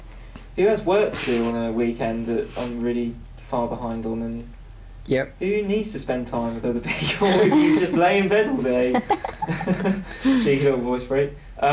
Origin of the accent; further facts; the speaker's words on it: Norfolk, East of England, United Kingdom; accent: Norfolk; also born or lived in Suffolk; I have a Norfolk accent